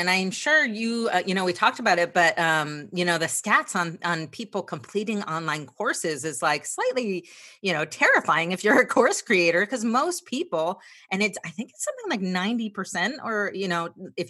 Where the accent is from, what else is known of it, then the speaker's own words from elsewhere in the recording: New Jersey, United States; moved away; I grew up in New Jersey and I always tell these stories about growing up in New Jersey because I am more of an introvert.